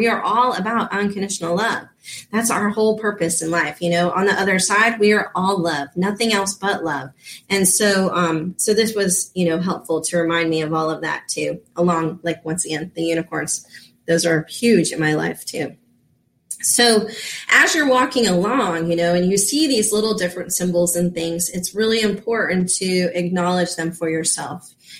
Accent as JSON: {"language": "English", "town": "Reno", "region": "Nevada", "country": "United States", "tie": "born there", "said": "Now, I was born in Reno out there and got to visit it one time and I loved it."}